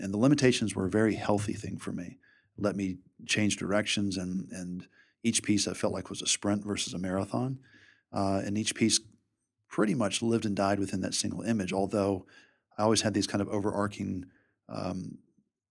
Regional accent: Richmond, Virginia, United States; Richmond's my hometown

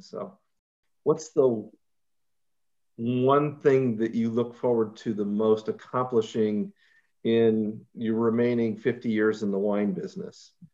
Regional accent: Ukiah, California, United States; I grew up in Ukiah

